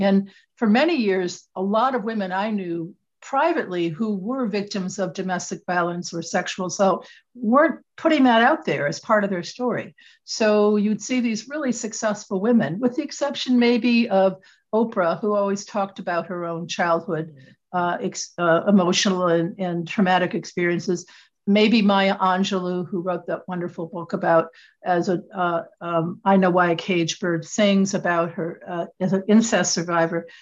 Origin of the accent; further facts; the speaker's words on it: Michigan, United States; moved away as an adult; also born or lived in Connecticut; I'm originally from Michigan, uh, it's where I was born and raised